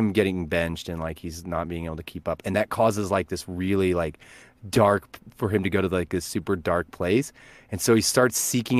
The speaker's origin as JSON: {"language": "English", "town": "Verdigris", "region": "Oklahoma", "country": "United States", "said": "I'm originally from Vertigris, Oklahoma"}